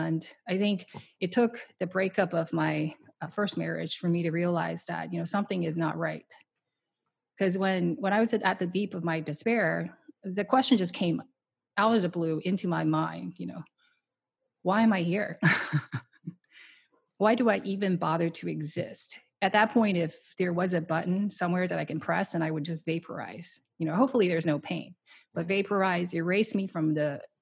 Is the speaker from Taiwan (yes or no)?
yes; Taiwan; moved away as an adult; now in United States; I grew up in Taiwan, and I immigrated here by myself with no money when I was 20 years old for Stanford